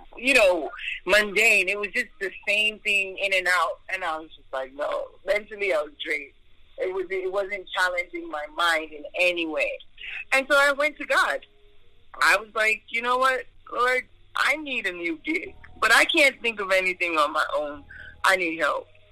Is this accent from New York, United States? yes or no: yes; New York, United States; moved away as an adult; now in Duluth, Georgia, United States; I was born in New York, so most of my years were in New York, back in Staten Island.